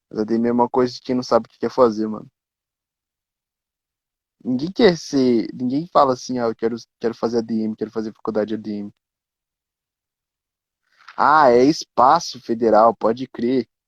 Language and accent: Portuguese; Curitiba, Paraná, Brazil; Eu sou de Curitiba, mano. De, de Paraná.